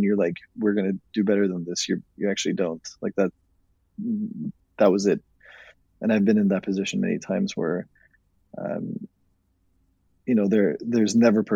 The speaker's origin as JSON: {"language": "English", "country": "Norway", "moved": "yes", "said": "I was from Norway originally"}